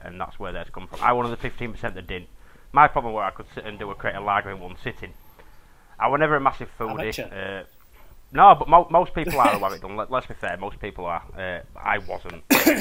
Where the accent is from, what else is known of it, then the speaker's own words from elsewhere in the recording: England, United Kingdom; I'm English